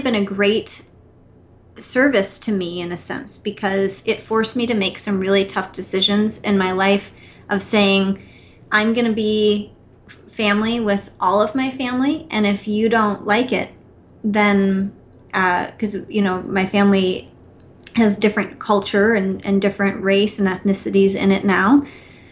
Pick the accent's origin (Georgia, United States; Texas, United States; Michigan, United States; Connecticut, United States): Michigan, United States; outside of Detroit; I was born outside of Detroit